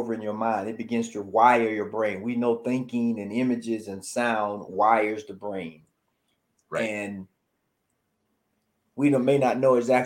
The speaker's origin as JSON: {"language": "English", "region": "the South", "country": "United States", "tie": "born or raised there", "said": "I grew up in the South"}